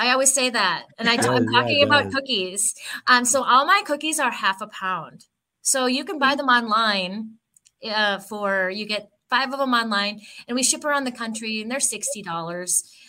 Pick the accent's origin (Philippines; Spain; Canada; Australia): Philippines; No, actually, I'm Filipino. And so the desserts that we eat growing up as Filipinos are completely different.